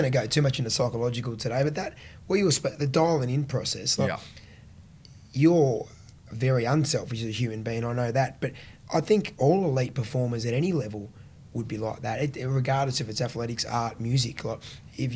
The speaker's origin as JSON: {"language": "English", "town": "Melbourne", "region": "Victoria", "country": "Australia", "tie": "born or raised there", "said": "growing up in Australia, 23 million of us"}